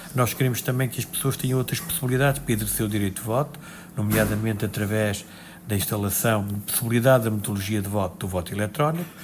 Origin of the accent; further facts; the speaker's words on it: Castelo Branco, Portugal; Eu sou de Castelo Branco